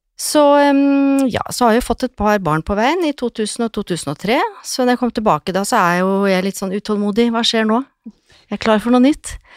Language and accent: Norwegian; Lillehammer, Innlandet, Norway; Jeg er jo fra Lillehammer, så jeg starta min frisørkarriere fra ungdomsskolen